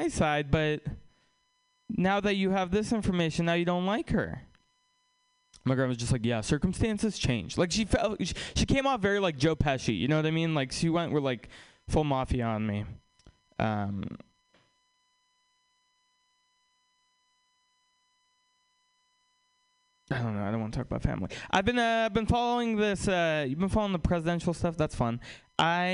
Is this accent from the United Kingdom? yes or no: no; Russia; now in United States; we're from Russia